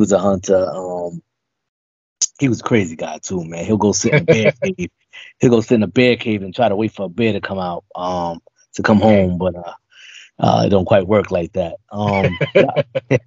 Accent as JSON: {"language": "English", "town": "New York City", "region": "New York", "country": "United States", "tie": "born or raised there", "said": "I was born and raised in the South Bronx"}